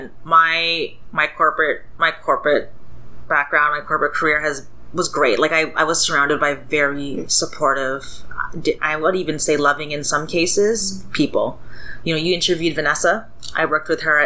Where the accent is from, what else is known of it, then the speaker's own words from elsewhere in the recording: Toronto, Ontario, Canada; I grew up in Scarborough